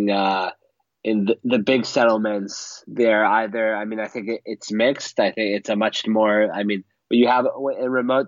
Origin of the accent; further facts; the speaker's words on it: Canada; now in Israel; I am originally Canadian